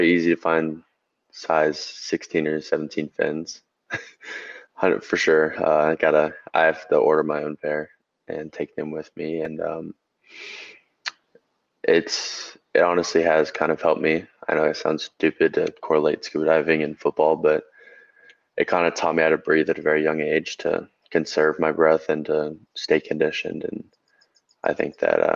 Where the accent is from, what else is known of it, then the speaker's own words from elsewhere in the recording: Georgia, United States; my home state